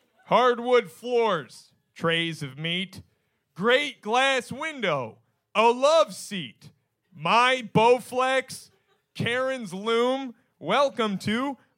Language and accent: English; Stratford, Connecticut, United States; Thank you. I'm from Stratford, Connecticut.